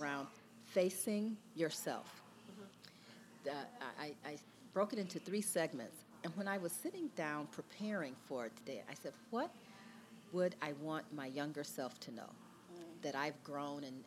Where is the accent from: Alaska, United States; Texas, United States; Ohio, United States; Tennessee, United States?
Ohio, United States; Cleveland; moved away as an adult; also born or lived in Chicago / New York; I grew up in the Midwest in Cleveland.